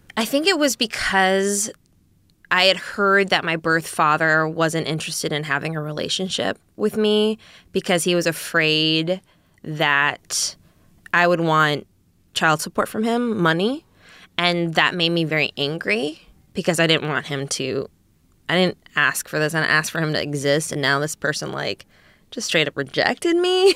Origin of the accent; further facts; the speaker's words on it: Eagan, Minnesota, United States; I grew up in Eagan, Minnesota. which is a suburb of Saint Paul.